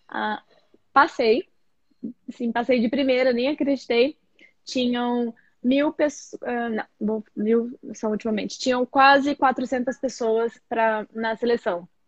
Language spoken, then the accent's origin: Portuguese; Presidente Prudente, São Paulo, Brazil; moved away as an adult; now in Dubai, United Arab Emirates; também tenho 34 anos. Eu sou do interior de São Paulo, Presidente Prudente